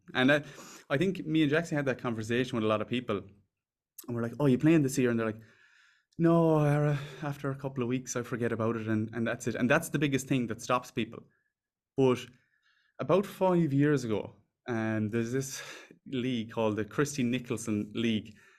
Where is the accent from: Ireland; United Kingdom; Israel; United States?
Ireland; also born or lived in Dublin; We're from Ireland